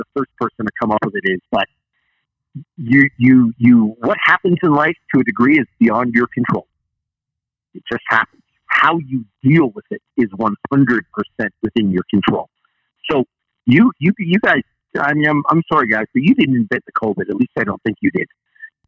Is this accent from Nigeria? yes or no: no; Canada; I'm Canadian, so I sometimes use words that people don't understand. Like I call a couch Chesterfield or I call a remote control a converter